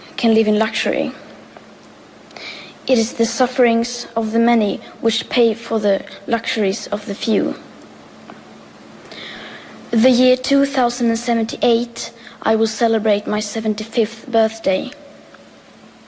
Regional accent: Sweden; I am 15 years old and I'm from Sweden.

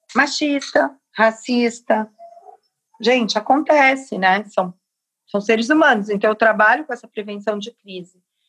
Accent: Capão Redondo, São Paulo, Brazil; Capão Redondo, que é minha quebrada

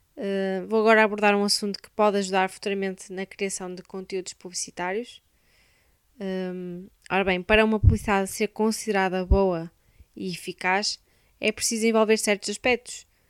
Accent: Braga, Norte, Portugal; sou de Braga

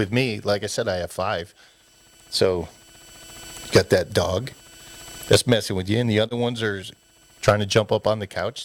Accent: East Coast, United States; moved away; when I was a kid, you know, growing up on the East Coast

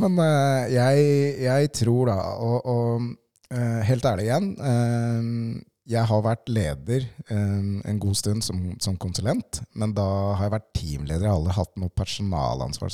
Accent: Lierstranda, Buskerud, Norway; Jeg vokste opp på Lierstranda med mine foreldre

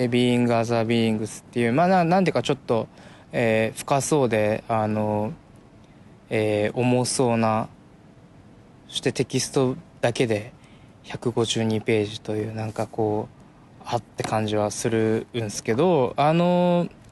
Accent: Tokyo, Japan; 僕は東京生まれ東京育ち

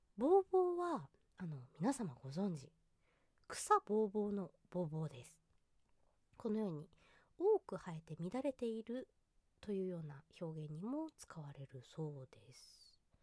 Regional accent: Japan; 海なし県で生まれ育ったので

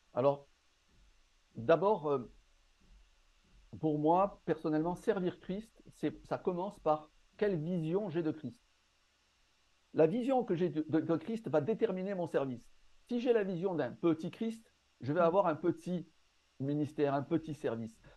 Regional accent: Marseille, Provence-Alpes-Côte d'Azur, France; also born or lived in North Africa; Je suis né dans le nord, dans le nord de l'Afrique. J'ai grandi à Marseille et actuellement, je vis à Aix-en-Provence

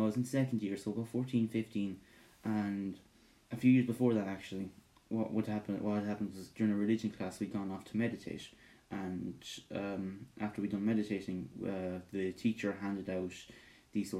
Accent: Ireland; I'm Irish with Scottish heritage

